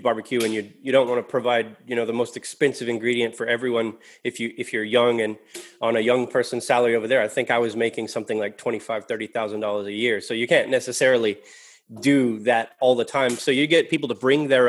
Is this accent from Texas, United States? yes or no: yes; West Texas, United States; moved away as an adult; also born or lived in San Antonio, Texas; now in Australia; I grew up out in West Texas. It was like a Permian Basin.